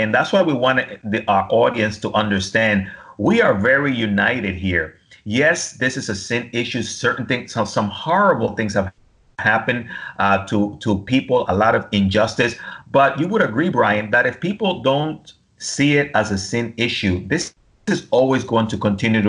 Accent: Dominican Republic; moved away; I'm from the Dominican Republic, Hispanic

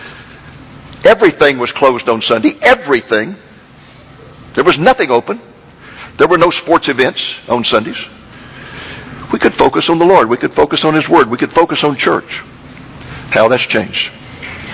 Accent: Waco, Texas, United States; moved away as an adult; also born or lived in Austin, Texas / Boston, Massachusetts; I grew up in Waco, Texas

